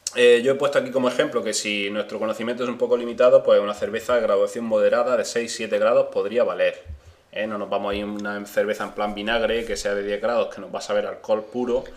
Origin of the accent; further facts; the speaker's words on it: eastern Andalusia, Spain; A nosotros, lo de la zona este, la zona oriental.